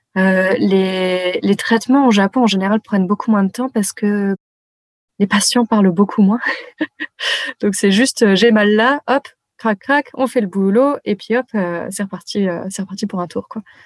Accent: France; moved away

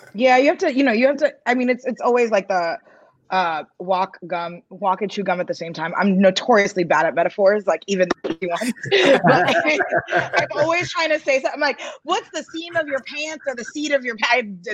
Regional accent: New York, United States; I'm a New Yorker.

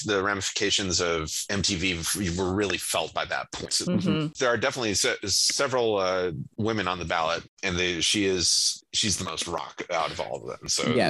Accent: Michigan, United States; And even though I'm from Michigan, I wound up going for the New York Dolls

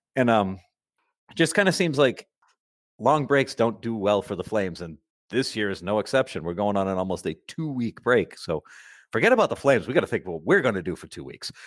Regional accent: Massachusetts, United States; I'm from Massachusetts and we all speak like complete idiot Neanderthals here.

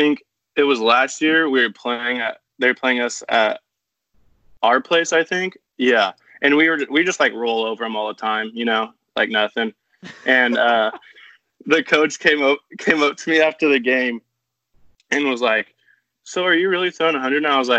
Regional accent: California, United States; I did have some puka shells in middle school. I'm not gonna lie.

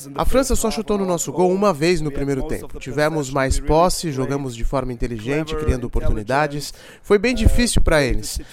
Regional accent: Brazil; eu sou do Brasil, Brasil

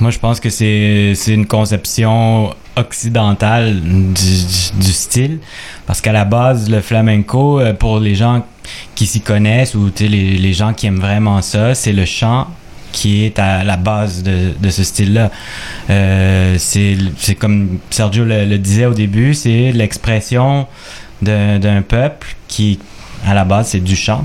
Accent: Quebec, Canada; québécois d'origine chilienne

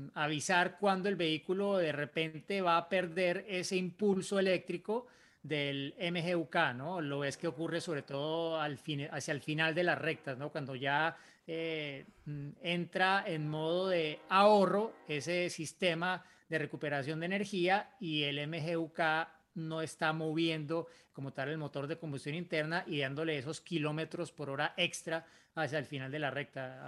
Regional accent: Bogotá, Colombia; now in Yopal, Colombia; soy de Bogotá, Colombia y actualmente resido

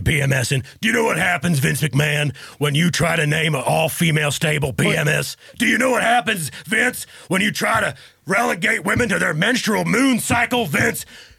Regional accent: Texas, United States; I'm a family man. I'm born and raised in Texas.

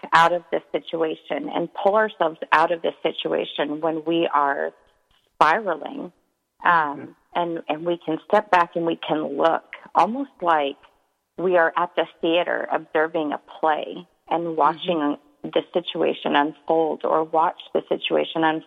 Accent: East Coast, United States; I was born on the East Coast

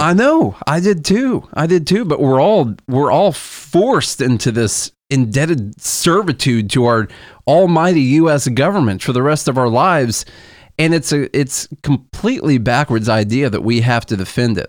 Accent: Southern Illinois, United States; moved away as an adult; now in Nashville, United States; we're from Illinois, but I swear the s, the part of Southern Illinois that we are from is more hick country

